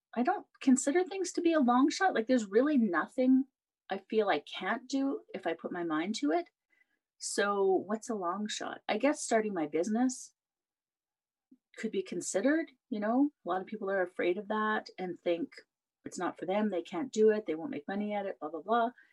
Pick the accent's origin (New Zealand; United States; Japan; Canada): Canada; I'm Canadian